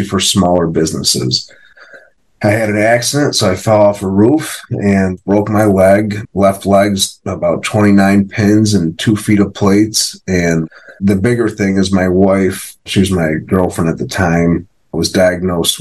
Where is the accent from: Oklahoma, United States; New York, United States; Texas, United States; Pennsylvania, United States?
New York, United States; Rochester; I'm from Rochester, New York, upstate New York. I own a couple businesses up here